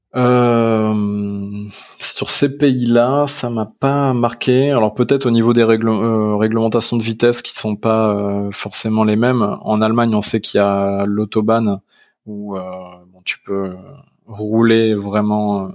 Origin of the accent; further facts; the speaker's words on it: Arras, Hauts-de-France, France; now in Paris region, France; je suis originaire du Nord-Pas-de-Calais. Je suis né à Arras, une petite ville du 62